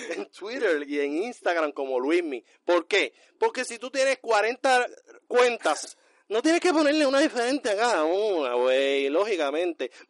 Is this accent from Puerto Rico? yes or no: yes; Bayamón, Puerto Rico; Ángel y yo somos de Bayamón, nosotros nos gusta la pelea. y el vacilo.